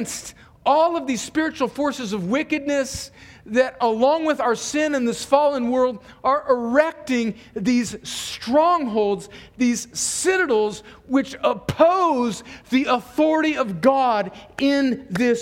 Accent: Mexican border in California, United States; the earliest house that I remember growing up in on the Mexican border in California, you could go out my door where I grew up and you could look down the street and you could actually see Mexico. And my hometown is right on the border

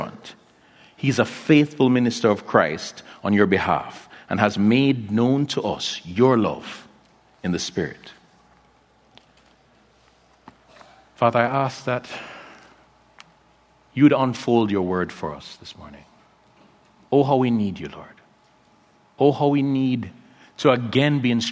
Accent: Kingston, Jamaica; also born or lived in Philadelphia; my hometown of Kingston, Jamaica

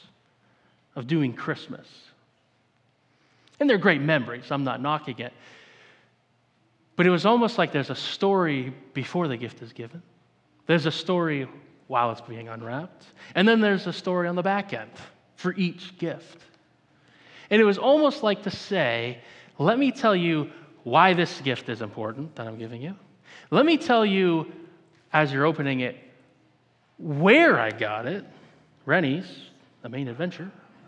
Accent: Maine, United States; I'm from Maine. I grew up in the woods.

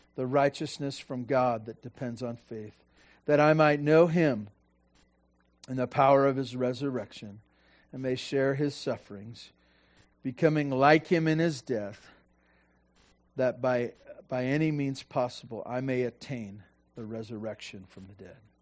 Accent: Santa Barbara, California, United States; now in Tehachapi, United States; I grew up in Santa Barbara

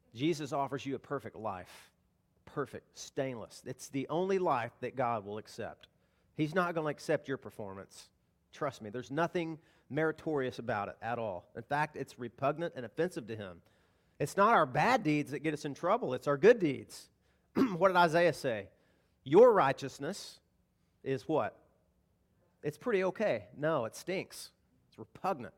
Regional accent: the South, United States; Now, I grew up in the South. I grew up hunting

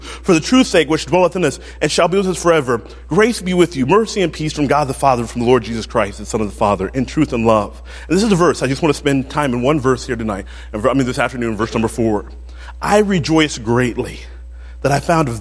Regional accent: North Carolina, United States; moved away as an adult; now in Michigan, United States; growing up in North Carolina and coming here

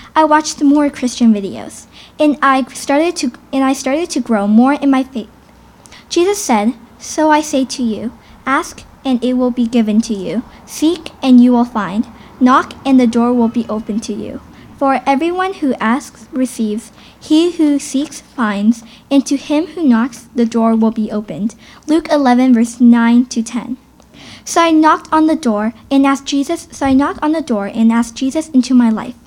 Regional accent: Hamilton, Ontario, Canada; I was born here in Hamilton at McMaster Sick Kids Hospital

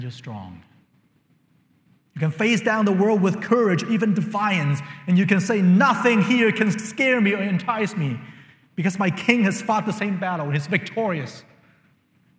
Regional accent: China; moved away; When I was growing up in China

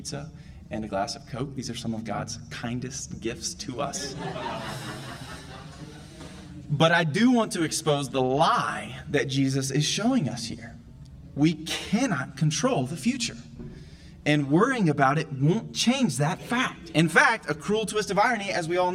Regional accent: the South, United States; I'm from the South, and I grew up watching that movie every year

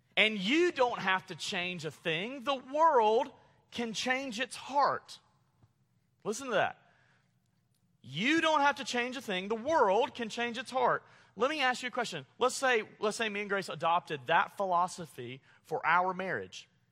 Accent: Montgomery, Alabama, United States; moved away; growing up in Montgomery, Alabama

